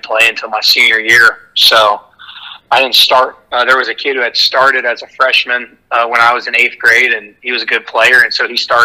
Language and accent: English; St. Augustine, Florida, United States; I grew up in North Florida in St. Augustine